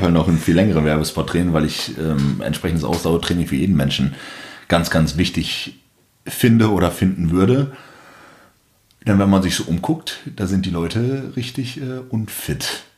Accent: Bremen, Germany; moved away as an adult; now in Berlin, Germany; ich komme ursprünglich aus Bremen, aus dem Norden. Ich bin vor einem guten Jahr nach Berlin gezogen

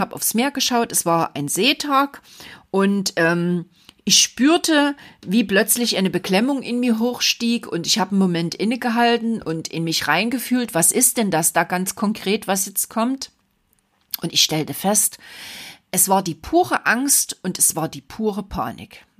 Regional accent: Saxony, Germany; bei uns in Sachsen

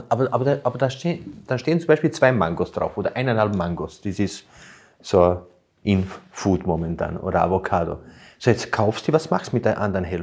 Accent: Burgenland, Austria; Bei uns im Burgenland heißt es

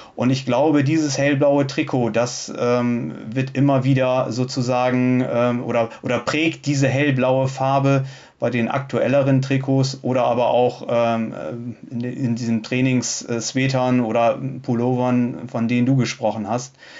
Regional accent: Bremen, Germany; ich komme ja aus der Bremer Region

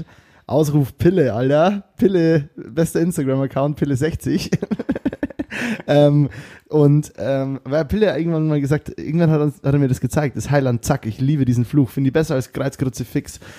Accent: Bavaria, Germany; accent: Bavarian; wegen meinem Bayerisch

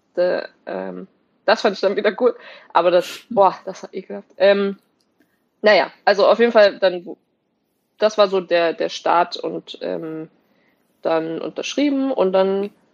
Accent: Germany; moved away; also born or lived in Wolfsburg / Potsdam; als Deutsche

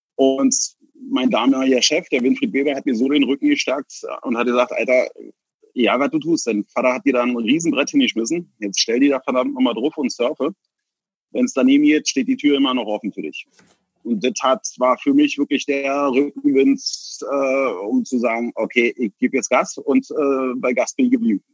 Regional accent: Berlin, Germany; ich bin Berliner Jung, ich bin hier geboren und ich äh, denke, hier denke ich hier auch zu sterben

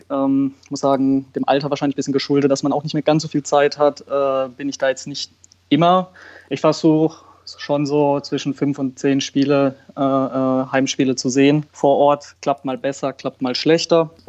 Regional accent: Karlsruhe, Baden-Württemberg, Germany; Also ich bin in Karlsruhe geboren und wurde dann schon mit drei, vier, vier, fünf zum KSC das erste Mal mit meinem Vater mitgenommen.

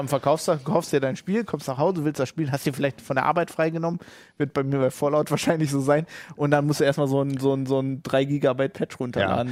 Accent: Germany; wir als Deutsche

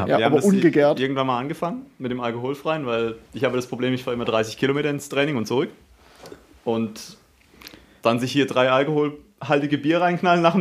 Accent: Haslach, Baden-Württemberg, Germany; wie gesagt, ich komme aus Haslach, fahre nach Offenburg

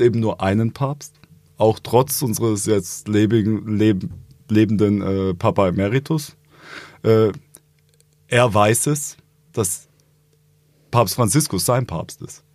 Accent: Augsburg, Bavaria, Germany; in Augsburg, äh, was meine Geburtsstadt ist, angefangen, in die Grundschule zu gehen

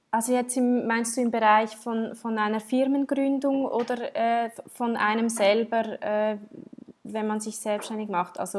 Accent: Switzerland; Aber ja, ich, ich, bin, ich bin in der Schweiz aufgewachsen.

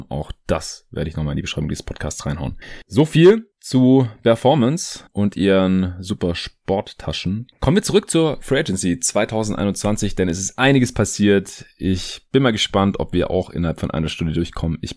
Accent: Stuttgart, Baden-Württemberg, Germany; Ich habe jetzt hier, wo ich gerade in Stuttgart bin, in meiner alten Heimat

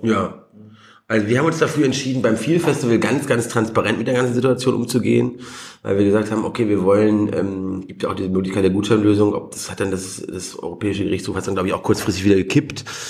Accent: Germany; born or raised there; moved away

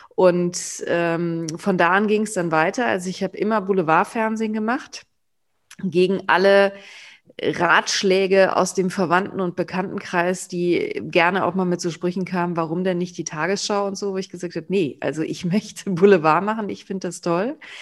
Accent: near Cologne, North Rhine-Westphalia, Germany; ich ja im Umkreis äh, von Köln geboren bin

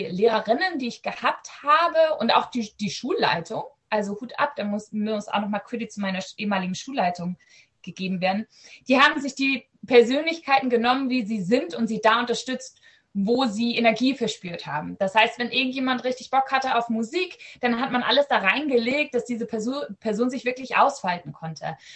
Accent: Germany; Ich bin in Deutschland aufgewachsen. Mein Akzent ist äh, vielleicht auch erschreckend nicht vorhanden.

